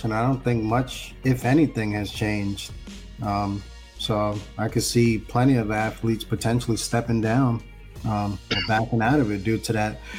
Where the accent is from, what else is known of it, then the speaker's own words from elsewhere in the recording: New York City, New York, United States; we're we're from the Bronx, most of us.